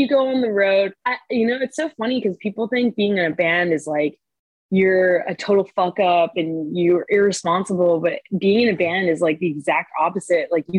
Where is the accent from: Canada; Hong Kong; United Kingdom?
Canada; now in Montreal, Canada; I'm Canadian